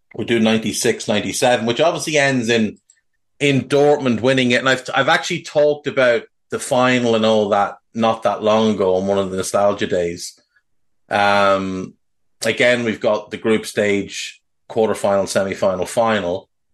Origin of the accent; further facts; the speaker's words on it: Ireland; being Irish